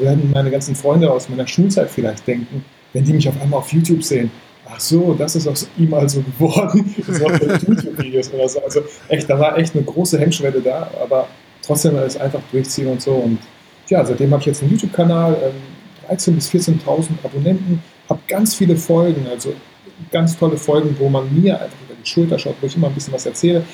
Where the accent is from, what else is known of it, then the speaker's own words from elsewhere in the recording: Bielefeld, North Rhine-Westphalia, Germany; bei uns in Bielefeld